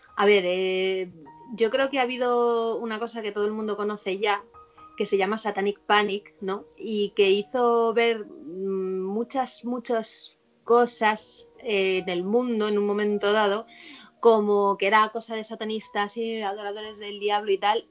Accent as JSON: {"language": "Spanish", "town": "Madrid", "region": "Community of Madrid", "country": "Spain", "said": "yo soy de Madrid"}